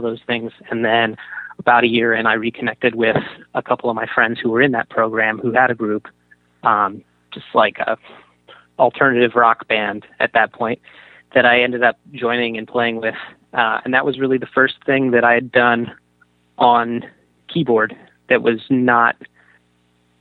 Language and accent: English; San Francisco, California, United States; moved away as an adult; also born or lived in Boston; I was 18 and from San Francisco